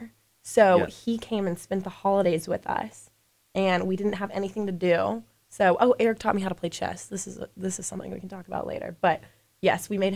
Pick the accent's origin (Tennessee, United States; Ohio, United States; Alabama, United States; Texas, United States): Alabama, United States; Birmingham; I'm from Birmingham, Alabama